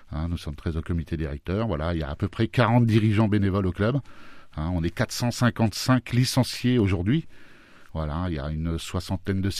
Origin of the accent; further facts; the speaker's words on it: Normandy, France; now in Amilly, France; Je suis arrivé, en fait, je ne suis pas issu de la région. Je suis arrivé de Normandie, j'étais un joueur de foot.